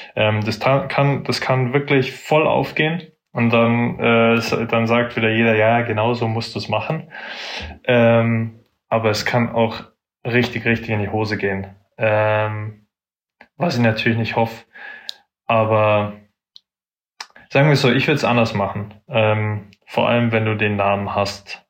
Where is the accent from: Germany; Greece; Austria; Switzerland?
Germany; Munich, Bavaria; ich bin aus München, ähm, bin München City aufgewachsen, also in Schwabing